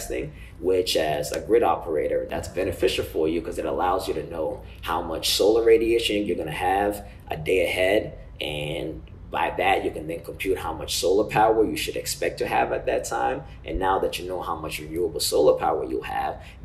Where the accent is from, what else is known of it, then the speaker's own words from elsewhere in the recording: Uganda; moved away; I'm from Uganda, a small country in East Africa